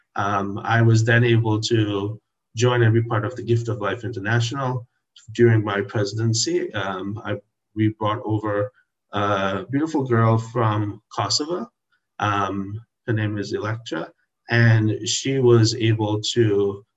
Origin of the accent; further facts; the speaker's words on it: Trinidad & Tobago; now in Washington, D.C., United States; I was born in Trinidad in the Caribbean